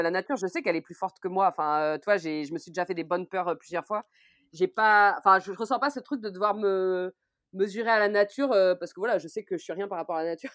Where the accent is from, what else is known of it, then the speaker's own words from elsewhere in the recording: Orléans, Centre-Val de Loire, France; je suis originaire d'Orléans